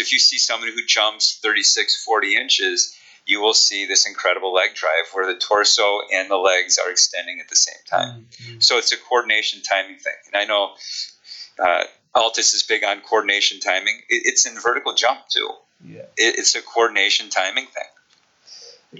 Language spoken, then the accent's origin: English; Chicago, Illinois, United States; accent: Chicago; my Chicago accent